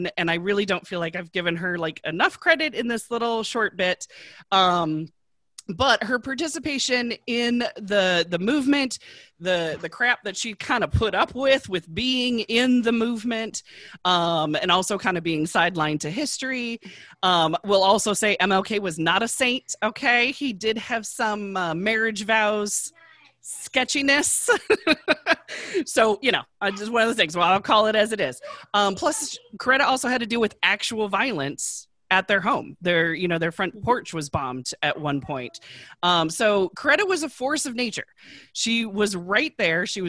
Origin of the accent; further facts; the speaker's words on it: Michigan, United States; I grew up in Michigan